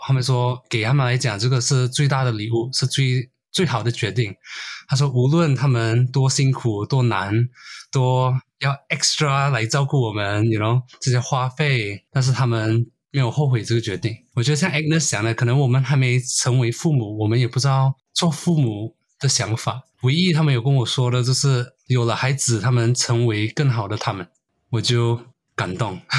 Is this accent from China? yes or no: no; Brunei; also born or lived in Malaysia; now in Melbourne, Australia; 我是马来西亚人，但是我在文莱长大